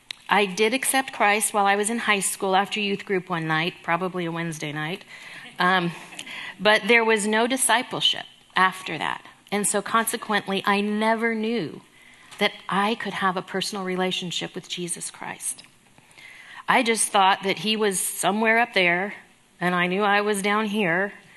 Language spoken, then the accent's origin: English; California, United States; born there; I was born in Southern California.